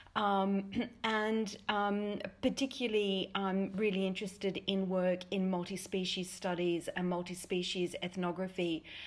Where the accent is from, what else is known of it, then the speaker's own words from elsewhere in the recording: Australia; as an Australian